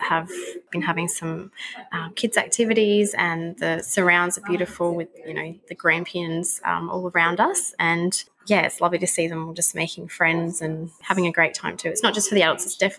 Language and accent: English; Pinnaroo, South Australia, Australia; I'm from a little town in the Mallee called Pinneroo in South Australia. So, yeah, it's quite a small farming community.